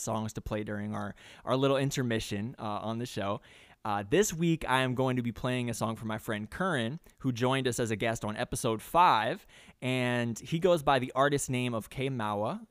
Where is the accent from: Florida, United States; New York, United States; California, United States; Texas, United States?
New York, United States; moved away; I'm originally from New York